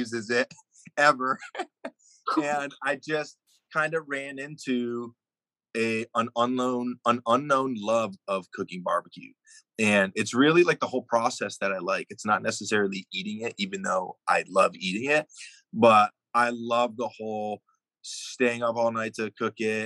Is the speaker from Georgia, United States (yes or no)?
yes; Atlanta, Georgia, United States; also born or lived in New York; I grew up in Atlanta. I was born in New York